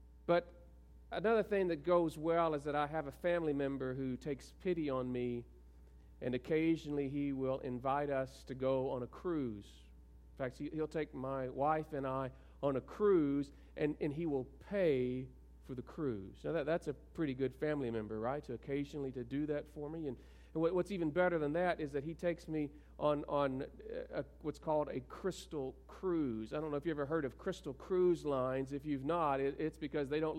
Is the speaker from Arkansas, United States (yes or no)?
yes; South Arkansas, United States; I'm from South Arkansas, and we don't wear our pajamas in front of other people